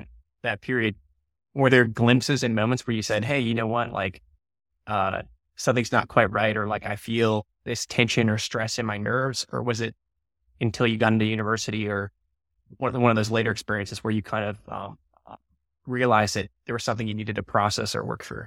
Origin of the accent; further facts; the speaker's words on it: United States; I'm from America, the U S